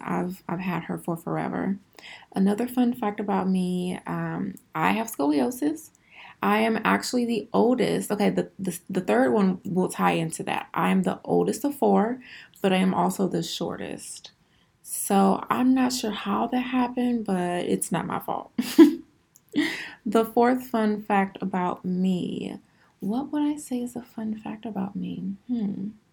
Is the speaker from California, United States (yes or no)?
no; Houston, Texas, United States; I am originally from Houston, Texas. I am born and raised